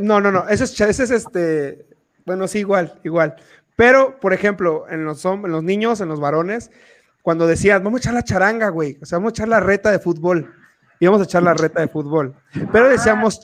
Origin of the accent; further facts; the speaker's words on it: Tabasco, Mexico; now in Querétaro, Mexico; cuando a mí me preguntan que si de dónde soy, orgullosamente sin pedo saco el cobre y digo, soy de Tabasco y a mucha honra